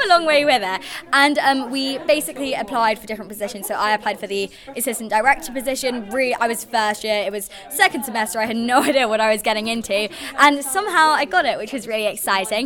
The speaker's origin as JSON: {"language": "English", "region": "London", "country": "United Kingdom", "moved": "as an adult", "lives_now": "Manchester, United Kingdom", "said": "I'm originally from London, but I've been at uni in Manchester for a year"}